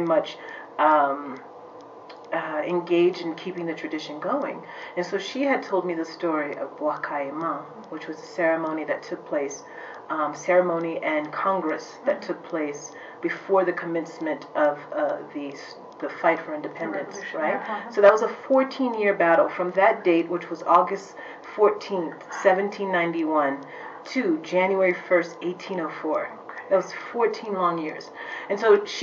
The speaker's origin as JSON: {"language": "English", "town": "Washington", "region": "District of Columbia", "country": "United States", "tie": "born or raised there", "said": "I grew up in the Washington, D.C. area, in the suburbs"}